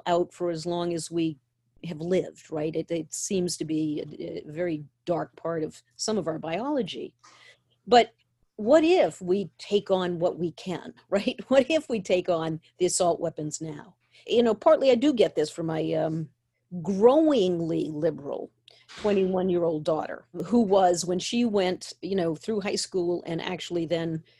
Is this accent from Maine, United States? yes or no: yes; Maine, United States; I grew up in Maine.